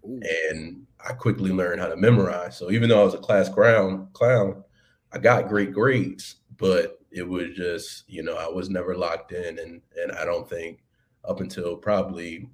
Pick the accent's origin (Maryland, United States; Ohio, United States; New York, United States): Maryland, United States; Baltimore; moved away as an adult; also born or lived in Washington, D.C. / Alexandria, Virginia; Born and raised in Baltimore, Maryland